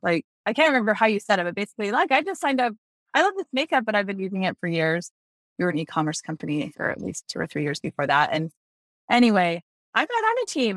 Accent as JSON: {"language": "English", "town": "Greenville", "region": "South Carolina", "country": "United States", "said": "I'm from Greenville, South Carolina"}